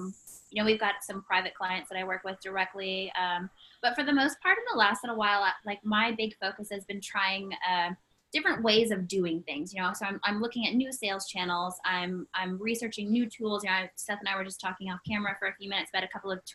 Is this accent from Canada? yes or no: yes; Canada; as a Canadian